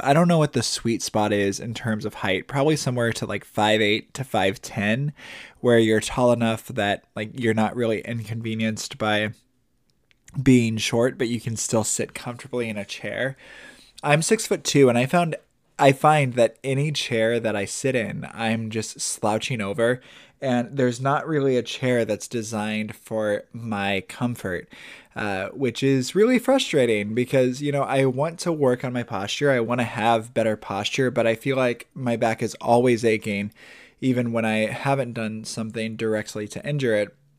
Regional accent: Indiana, United States; moved away as an adult; also born or lived in Milwaukee; now in Tampa, United States; we're both from Indiana

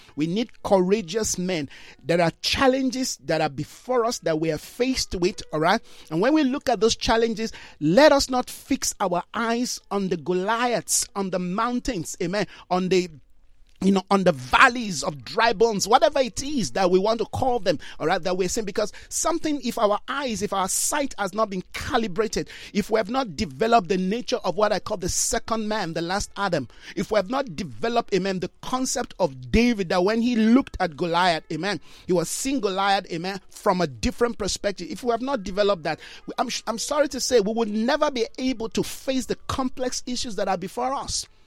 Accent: Jos, Plateau, Nigeria; I grew up in Jos, Plateau State

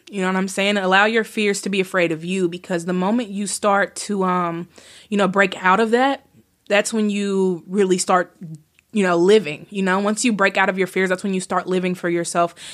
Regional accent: Bowling Green, Kentucky, United States; I was born in Bowling Green, Kentucky

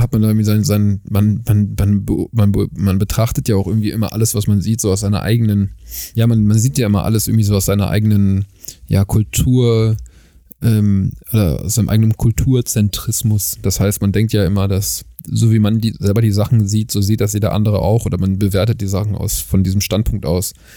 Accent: Germany; now in South Africa; dass ich halt nicht aus Südafrika bin, äh, wenn ich halt anfange, halt ein bisschen länger zu sprechen, weil man meinen Akzent natürlich trotzdem irgendwie noch raushört

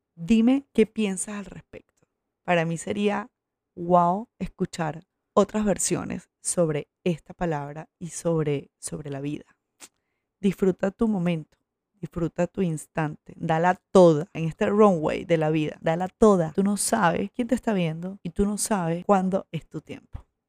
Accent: Coro, Falcón, Venezuela; moved away as an adult; also born or lived in Maracaibo / Valencia; Pero me crié aquí, o sea, de aquí es toda mi familia. Aquí me crié y hasta el, colegio

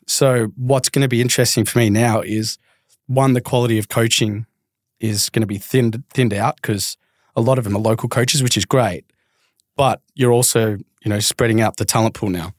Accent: Melbourne, Victoria, Australia; I grew up in the Southeast of Melbourne.

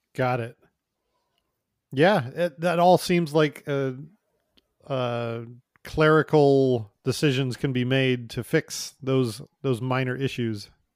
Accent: United States; now in Canada; I'm an American

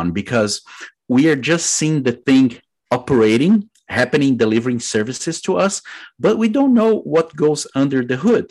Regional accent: Brazil; moved away as an adult; also born or lived in United Kingdom; now in United States; I am originally from Brazil

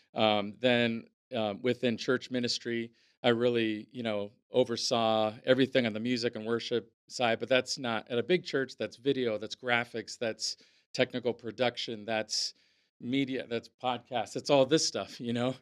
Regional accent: Napa, California, United States; growing up in Napa, um, was, um, yeah, it was i, idyllic

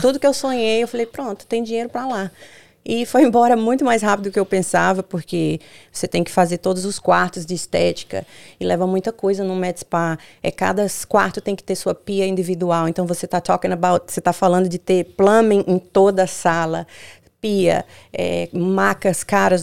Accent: Juazeiro, Bahia, Brazil; moved away as an adult; also born or lived in Petrolina, Pernambuco; now in United States; Eu venho da Bahia, de Juazeiro, Bahia, do Nordeste, divisa com Pernambuco. Hoje toda a minha família mora em Petrolina, Pernambuco, mas gente, eu nasci em Juazeiro, Bahia.

